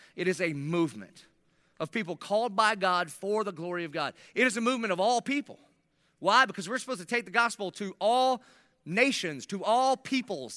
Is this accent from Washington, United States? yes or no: no; South Carolina, United States; accent: Southern South Carolina; my Southern South Carolina dialect